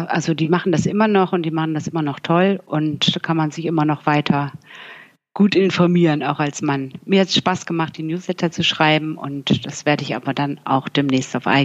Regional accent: Bremen, Germany; now in Cologne, Germany; Ich lebe ja schon seit Jahren nicht mehr in Bremen. Ich komme aus Bremen und ich lebe

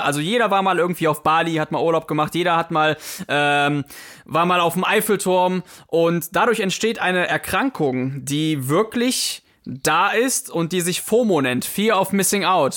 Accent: Poland; moved away; ich war früher als, als Kind, war ich auch auf vielen Bauernhöfen und auch äh, da, wo ich herkomme, in, in Polen

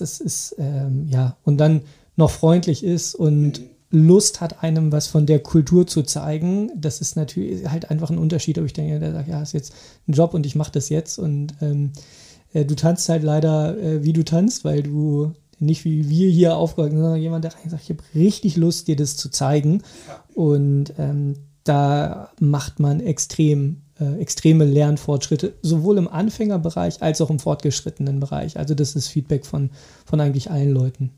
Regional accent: Germany; bei uns in Deutschland

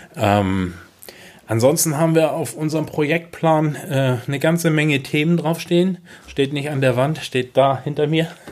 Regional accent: Kropp, Schleswig-Holstein, Germany; Ich bin in Kropp aufgewachsen

